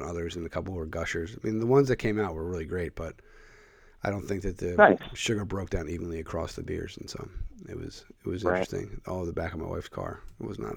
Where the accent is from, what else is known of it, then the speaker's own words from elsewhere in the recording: Philadelphia, Pennsylvania, United States; moved away; I grew up in the Philadelphia area.